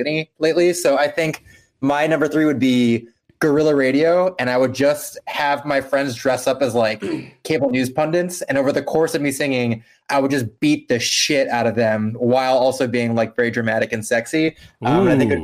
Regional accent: Miami, Florida, United States; moved away; my hometown

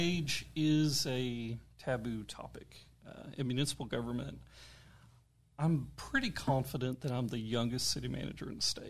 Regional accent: Catoosa, Oklahoma, United States; moved away as an adult; now in Guthrie, United States; I'm originally from Catoosa.

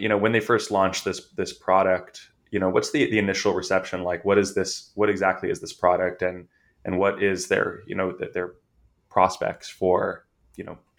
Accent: California, United States; I'm from California

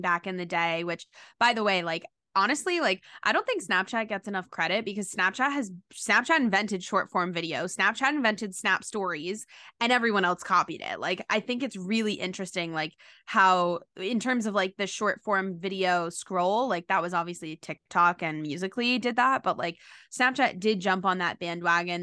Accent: New York City, New York, United States; I grew up in New York City

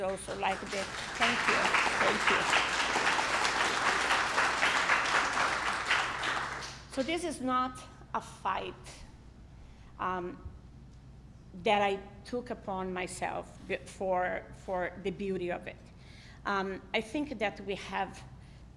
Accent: Brazil; also born or lived in Israel; now in United States; I'm originally from Brazil

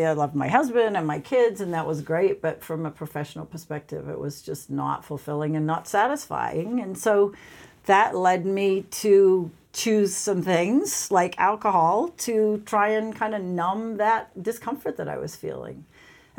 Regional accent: Sydney, New South Wales, Australia; moved away; I grew up in Australia. I grew up in Sydney, Australia.

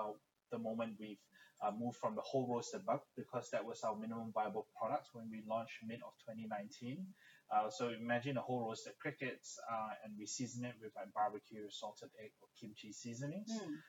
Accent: Malaysia; also born or lived in United Kingdom; growing up in Malaysia and the UK, consuming insect protein or insects on a whole is not something common of that I'm familiar with.

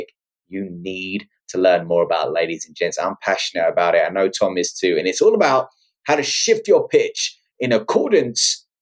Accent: United Kingdom

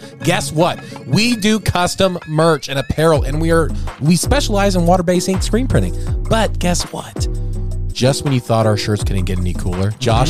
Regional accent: Montana, United States; I'm from Montana.

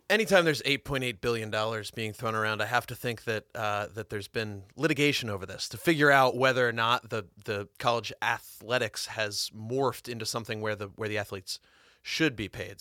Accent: New Jersey, United States; I grew up in New Jersey

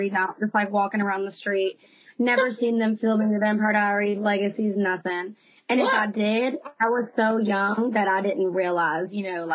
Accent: Covington, Georgia, United States; also born or lived in Conyers, Georgia; Technically, I was born in Conyers because I was born at Rockdale Hospital. But when I left the hospital to come home, I come home to Covington

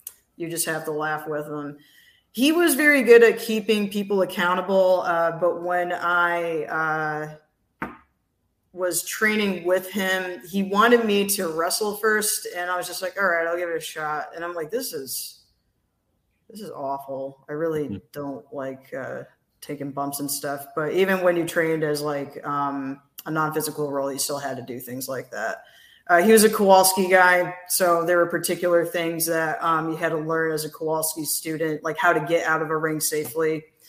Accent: Connecticut, United States; also born or lived in Central Florida; now in Florida, United States; I come from Connecticut, currently reside in Central Florida.

